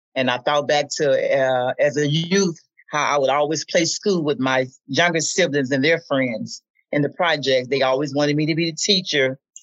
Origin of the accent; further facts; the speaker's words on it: Memphis, Tennessee, United States; as a kid uh, growing up in Memphis